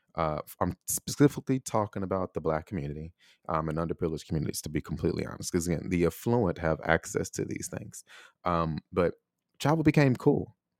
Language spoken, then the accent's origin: English; United States; moved away as an adult; also born or lived in Taiwan; I was born in America